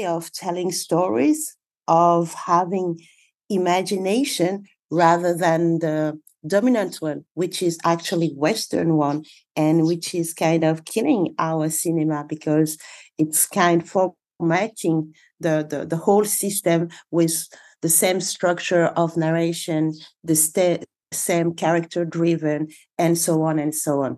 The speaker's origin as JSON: {"language": "English", "country": "Senegal", "said": "I'm a filmmaker from Senegal"}